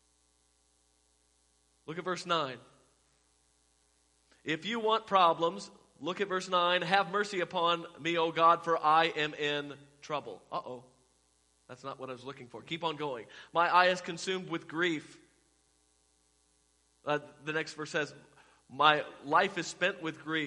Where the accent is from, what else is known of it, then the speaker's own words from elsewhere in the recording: Fort Worth, Texas, United States; I'm from Fort Worth